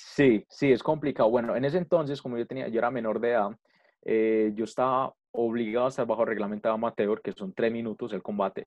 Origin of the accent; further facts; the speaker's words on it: Colombia; nosotros como colombianos